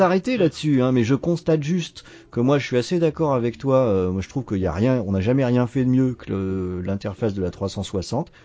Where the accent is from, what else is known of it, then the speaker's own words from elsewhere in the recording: Brittany, France; en Bretagne, hein, dans ma région d'origine